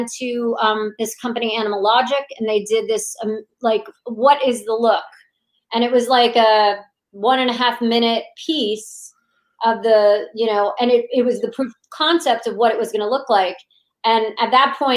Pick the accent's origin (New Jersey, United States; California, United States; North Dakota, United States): New Jersey, United States; Monmouth County; Monmouth County, New Jersey.